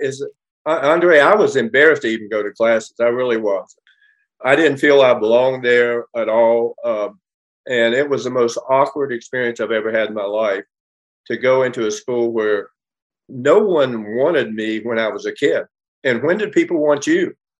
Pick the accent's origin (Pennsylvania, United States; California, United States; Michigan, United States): California, United States; Los Angeles; also born or lived in West Virginia; you know, coming from West Virginia and not knowing anything about anything, shy, quiet, backwards. I grew up here in Los Angeles, and I grew up in a competitive world.